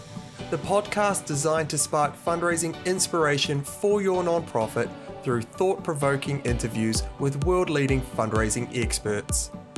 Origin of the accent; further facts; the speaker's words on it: New Zealand; as a New Zealander, it's refreshing to finally talk with someone doing fundraising in New Zealand.